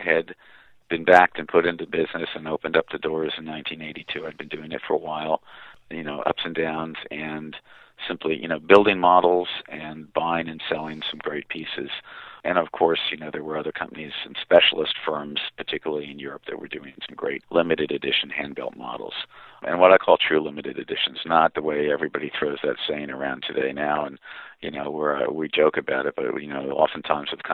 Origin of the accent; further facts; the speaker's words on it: Pennsylvania, United States; moved away; also born or lived in New York City; where I grew up out in Pennsylvania